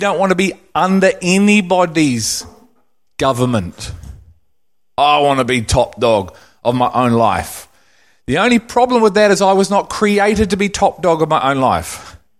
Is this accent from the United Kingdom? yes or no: yes; England, United Kingdom; now in New Zealand; I'm English